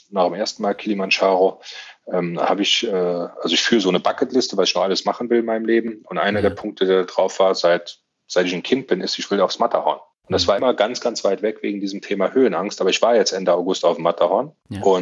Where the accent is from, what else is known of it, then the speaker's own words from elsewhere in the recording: Saarland, Germany; Das ist meine Heimat, da fühle ich mich sehr, sehr wohl